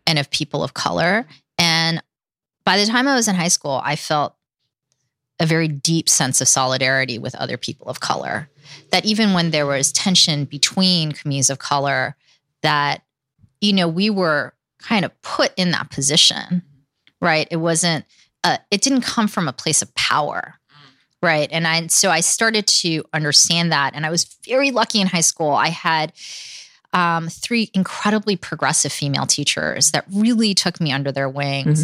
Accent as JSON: {"language": "English", "town": "New York City", "region": "New York", "country": "United States", "tie": "born or raised there", "also_born_or_lived": "California", "second_language": "English", "moved": "as an adult", "said": "I grew up Queens and Manhattan"}